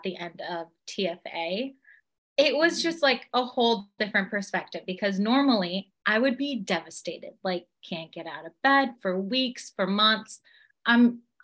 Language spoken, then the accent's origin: English; Temecula, California, United States; I am from Temecula, California.